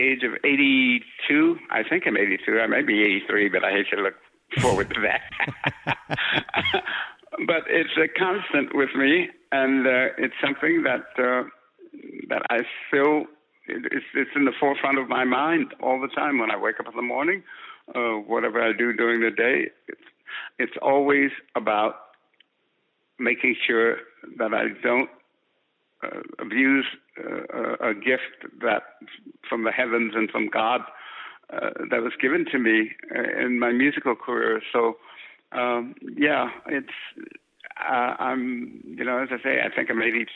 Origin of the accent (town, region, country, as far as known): San Francisco, California, United States; born or raised there